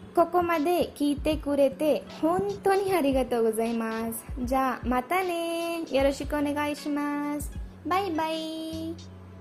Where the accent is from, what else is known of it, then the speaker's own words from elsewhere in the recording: India; Japanese is a second language; 私はインド人です。